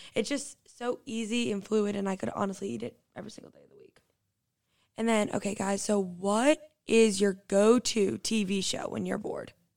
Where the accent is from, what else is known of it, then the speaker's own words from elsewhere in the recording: Quincy, Massachusetts, United States; moved away as an adult; now in High Point, United States; I'm originally from Boston, Massachusetts, Quincy, actually, right outside of the city